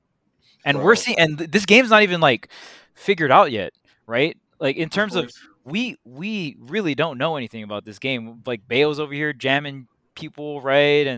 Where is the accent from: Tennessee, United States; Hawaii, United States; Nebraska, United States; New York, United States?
Hawaii, United States; I'm from Hawaii.